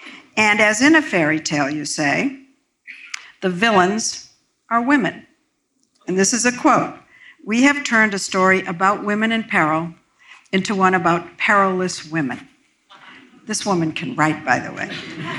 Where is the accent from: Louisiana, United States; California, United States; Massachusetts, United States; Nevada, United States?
Massachusetts, United States; Salem; I grew up in Salem.